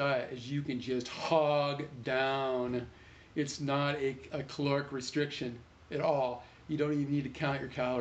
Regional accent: Vista, California, United States; I'm from Vista. And I'm here in Vista now. I ran for Vista High School initially.

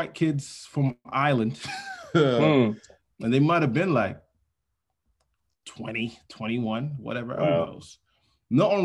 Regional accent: Nigeria; moved away; Larry Ginny Crescent is the road that I grew up on in Nigeria.

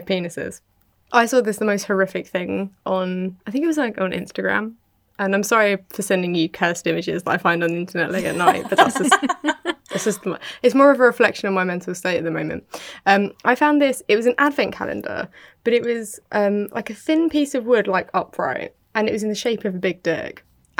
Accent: United Kingdom; I'm British.

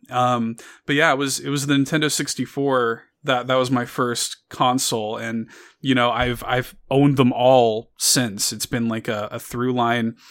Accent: Chicago, Illinois, United States; I grew up in Chicago. I grew up in the south side of Chicago

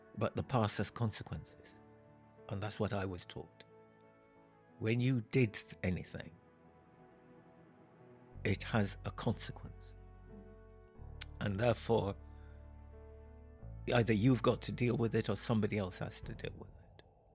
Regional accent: Jamaica; also born or lived in London; now in Edinburgh, United Kingdom; I was brought up in Jamaica

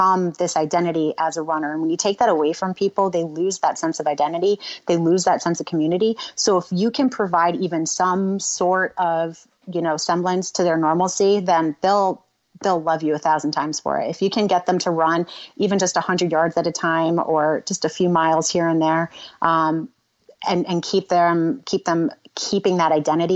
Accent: Florida, United States; growing up in Florida

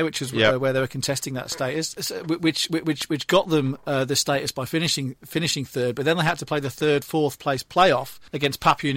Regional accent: England, United Kingdom; speaking as an Englishman

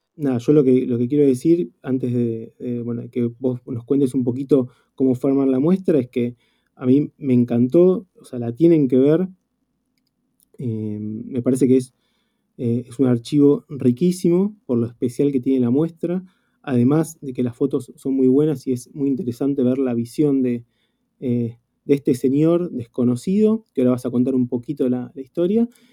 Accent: Argentina; mí particularmente como, argentino

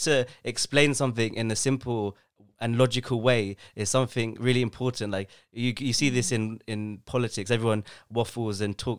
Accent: London, United Kingdom; I'm from London.

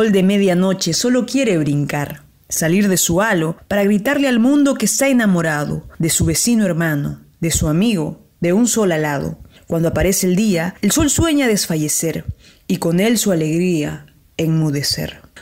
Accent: Lima, Peru; soy de Lima, Perú

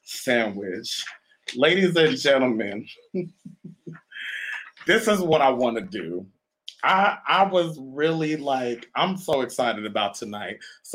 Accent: Canada; born there; But, you know, some of you know, may not know, I was born in Canada.

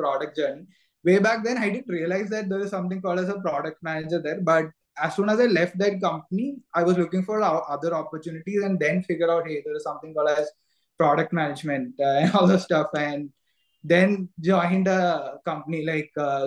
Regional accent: Kerala, India; moved away as an adult; also born or lived in Bangalore; I'm also natively from Kerala

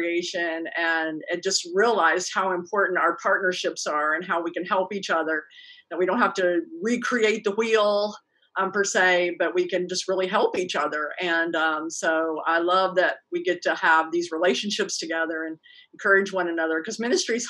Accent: West Virginia, United States; moved away; also born or lived in Houston / Ohio; I was from West Virginia

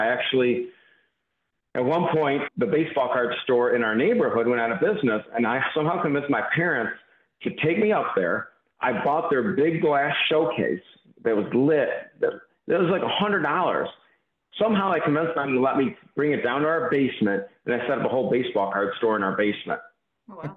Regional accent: Mount Clemens, Michigan, United States; I grew up in the Detroit area, Mount Clemens, which became Clinton Township, Michigan, just east of Detroit, northeast a little bit

